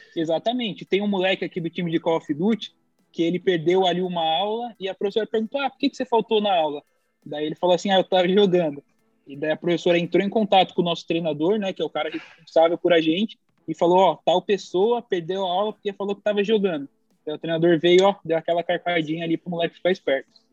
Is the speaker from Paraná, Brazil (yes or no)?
no; São Paulo, Brazil; now in United States; vim de São Paulo pro Rio de Janeiro